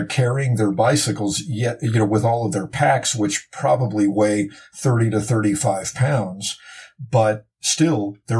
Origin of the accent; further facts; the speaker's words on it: Los Angeles, California, United States; I am from Los Angeles